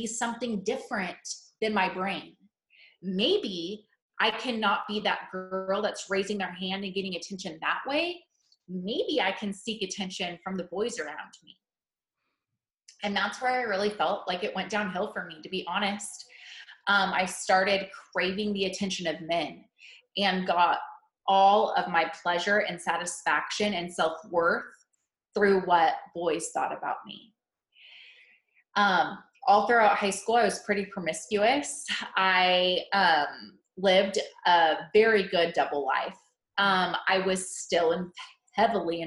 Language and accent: English; Central California, United States; moved away as an adult; also born or lived in Missouri; I was born and raised in Central California. And I moved to Missouri for college